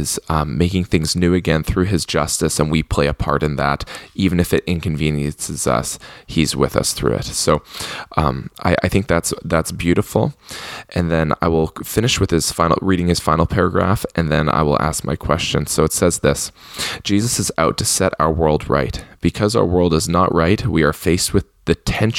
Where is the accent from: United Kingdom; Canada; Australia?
Canada; I'm Canadian